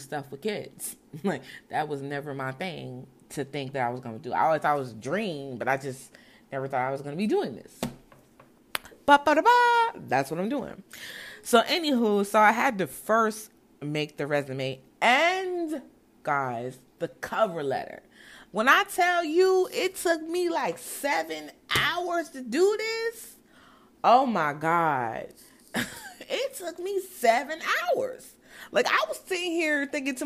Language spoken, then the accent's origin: English; Brownsville, New Jersey, United States; also born or lived in Newark, New Jersey; I was born in Newark, but raised in Brownsville, New Jersey